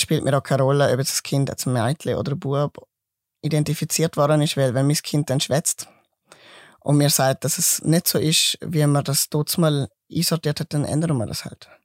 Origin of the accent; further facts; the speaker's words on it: Mauren, Liechtenstein; accent: mix of Swiss and Liechtenstein dialect; also born or lived in Grabs, Switzerland; Geboren bin ich in Grab, ich bin Schweizer und bin dann durch meine Eltern eigentlich ins Liechtenstein gekommen und habe dort meine Kindheit und Jugendzeit verbracht, eigentlich die ganze Zeit